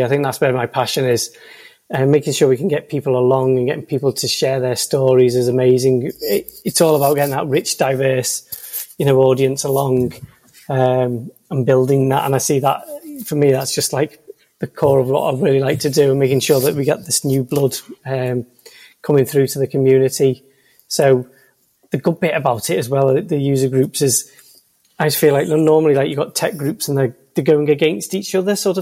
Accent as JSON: {"language": "English", "town": "Liverpool", "region": "North West England", "country": "United Kingdom", "said": "I'm from Liverpool, probably you can tell by the accent"}